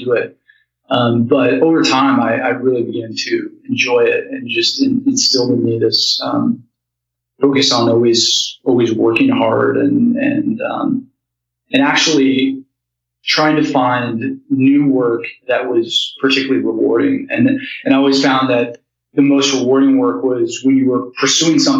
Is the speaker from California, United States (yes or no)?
no; rural Colorado, United States; I grew up in Colorado, in like rural Colorado, and grew up on a ranch